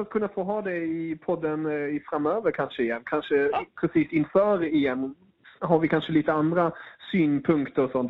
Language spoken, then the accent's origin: Swedish; Germany; jag är tysk